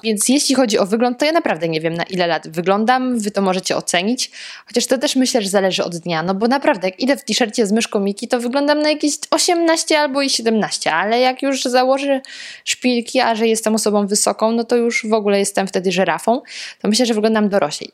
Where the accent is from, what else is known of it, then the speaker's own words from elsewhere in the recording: Lower Silesian Voivodeship, Poland; Ja pochodzę z Dolnego Śląska